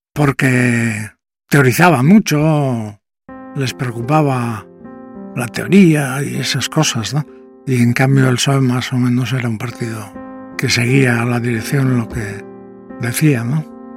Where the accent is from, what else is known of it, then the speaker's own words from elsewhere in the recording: Gipuzkoa, Basque Country, Spain; Yo soy de la Guipúzcoa profunda